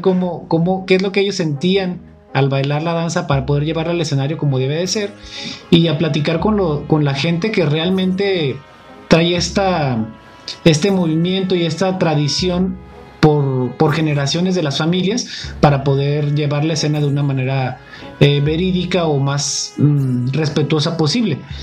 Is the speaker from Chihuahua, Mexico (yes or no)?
no; Jocotepec, Jalisco, Mexico; yo soy de Jocotepec